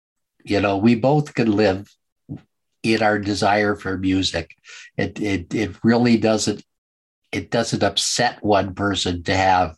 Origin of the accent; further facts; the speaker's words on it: Calgary, Alberta, Canada; I was born in Calgary, Alberta, the home of country and Western music.